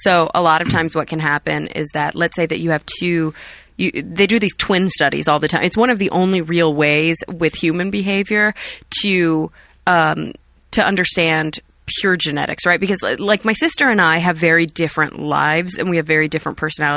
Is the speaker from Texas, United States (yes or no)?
yes; Texas, United States; I'm from Texas